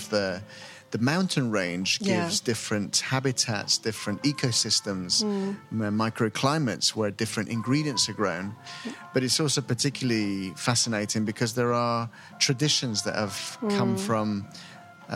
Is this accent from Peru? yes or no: yes; Lima, Peru; I grew up in Lima